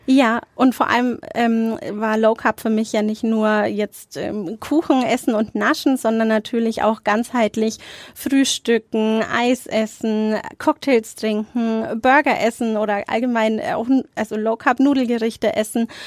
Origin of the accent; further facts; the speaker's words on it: Nuremberg, Bavaria, Germany; ich bin in Nürnberg-Nord aufgewachsen